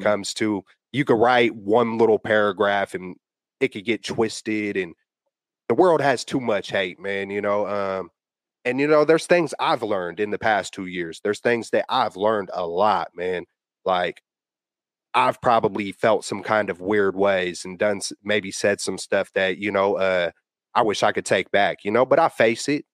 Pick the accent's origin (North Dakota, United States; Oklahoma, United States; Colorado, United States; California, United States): California, United States; the Bay Area; I'm born and raised out here.